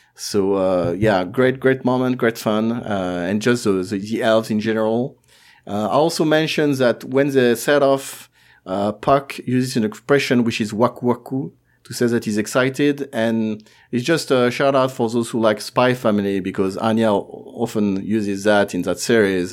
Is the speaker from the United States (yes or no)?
no; France